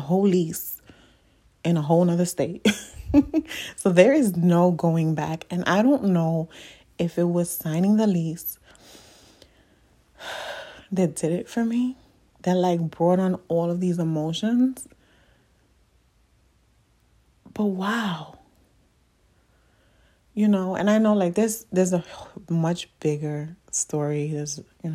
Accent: New York City, New York, United States; moved away as an adult; I'm from the Bronx. Like, the Bronx is me, okay? Like, I've been in the Bronx all of my life

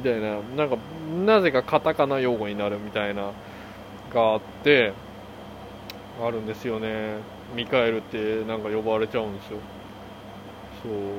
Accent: South Korea; first language Korean; Japanese is a second language; now in United States; 韓国人として生まれてよかった

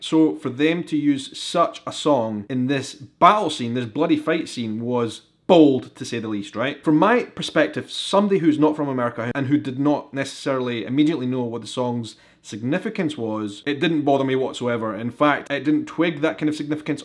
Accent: Edinburgh, Scotland, United Kingdom; I am a vlogger from Edinburgh in Scotland

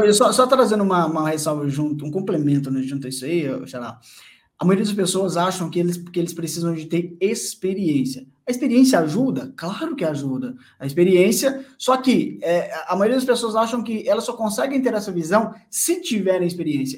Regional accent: Bom Despacho, Minas Gerais, Brazil; moved away; na cidade onde eu morava, onde eu nasci, em Bom Despacho, Minas

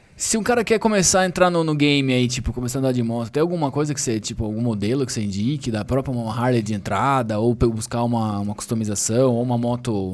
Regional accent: Sorocaba, São Paulo, Brazil; a gente é da mesma cidade, lá de Sorocaba, a gente grava em São Paulo agora

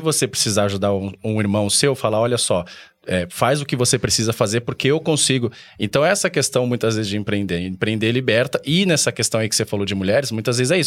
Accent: São Paulo, Brazil; eu vim lá da Zona Leste de São Paulo, lá perto de Arthur Alvim, Patriarca.

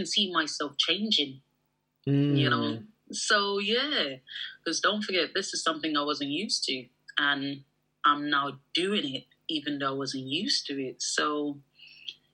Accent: Nigeria; I'm Nigerian

